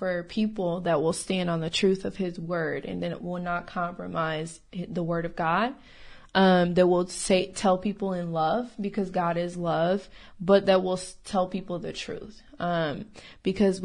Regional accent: Rockford, Illinois, United States; now in Texas, United States; I'm originally from Rockford, Illinois.

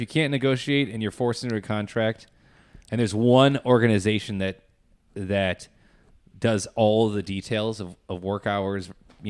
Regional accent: Minnesota, United States; also born or lived in Chicago; born and raised in Minnesota, and are excited to, like, go on an adventure, kind of.

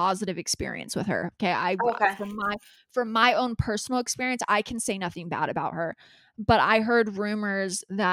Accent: California, United States; we're from California

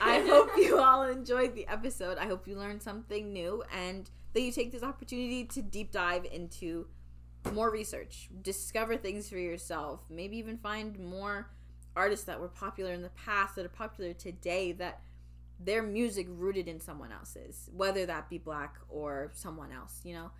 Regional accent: United Kingdom; especially as a British person. I mean, we know there's a very large black population in Britain.

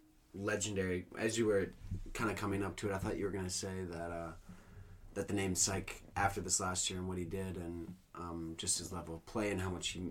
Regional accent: Minnesota, United States; Oh, did... fuck, we're all from Minnesota. We all like Minnesota sports.

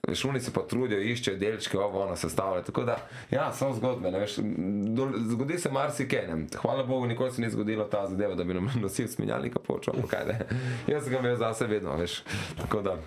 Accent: Slovenia; jaz sem iz Slovenije

